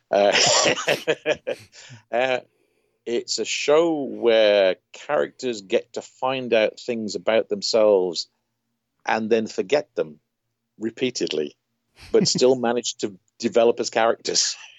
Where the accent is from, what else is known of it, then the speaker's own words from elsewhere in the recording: United Kingdom; growing up in Britain